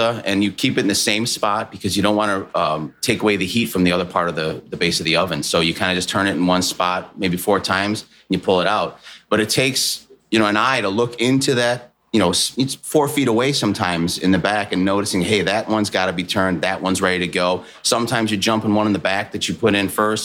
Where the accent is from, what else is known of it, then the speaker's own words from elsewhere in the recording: Chicago, Illinois, United States; I'm from Chicago.